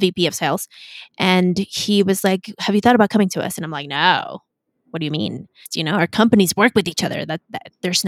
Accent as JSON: {"language": "English", "region": "Mexico City", "country": "Mexico", "tie": "born or raised there", "also_born_or_lived": "United States", "said": "I was born in the US and I was raised in Mexico City"}